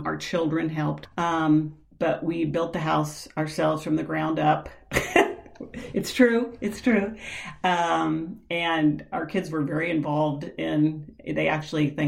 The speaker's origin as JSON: {"language": "English", "region": "Midwest", "country": "United States", "moved": "as an adult", "lives_now": "California, United States", "said": "I'm from the Midwest. I'm actually from the Midwest originally, and we basically came here almost right after college"}